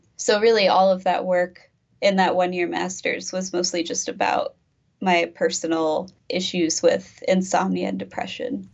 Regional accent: East Peoria, Illinois, United States; also born or lived in Carbondale, Illinois; I'm from East Peoria, Illinois originally, and then I kind of moved around for undergrad and grad school then just came back

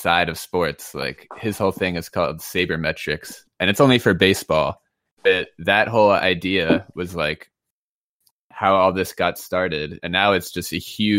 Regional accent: New York City, New York, United States; moved away; also born or lived in New Orleans; I'm from like downtown Manhattan, like Greenwich Village, Soho

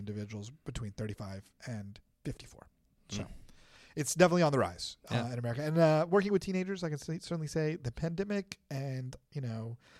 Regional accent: United States; I'm an American.

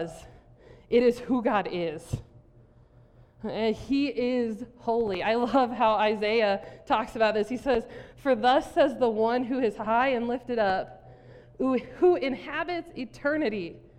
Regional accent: South Dakota, United States; I grew up in South Dakota, Tornado Alley.

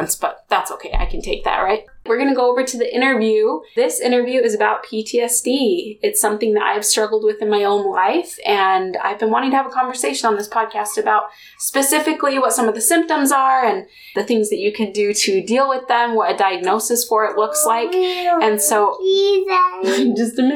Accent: Springville, Utah, United States; my hometown that I grew up in, Springville, Utah

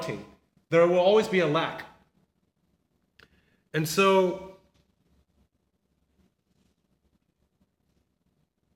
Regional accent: Southern California, United States; moved away as an adult; I never had kids growing up in Southern California

